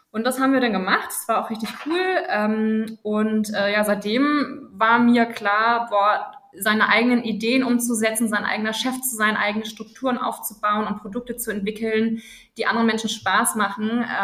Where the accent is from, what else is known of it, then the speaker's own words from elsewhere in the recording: Celle, Lower Saxony, Germany; Ich bin auf dem Dorf groß geworden, äh, in Celle, beziehungsweise ich musste immer nach Celle, vom Dorf nach Celle in die äh, Schule fahren mit dem Fahrrad.